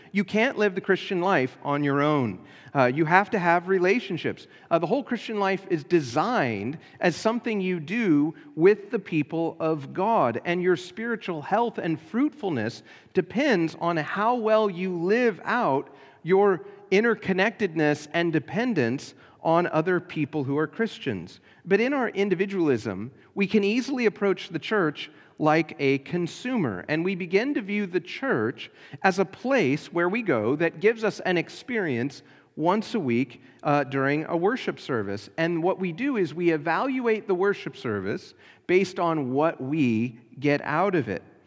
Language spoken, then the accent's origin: English; United States; We are citizens, uh, of, uh, the Kingdom of America.